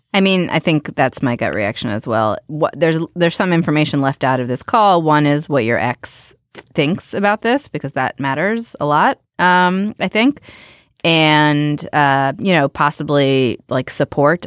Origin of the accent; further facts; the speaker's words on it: Youngstown, Ohio, United States; moved away; I grew up in Youngstown, Ohio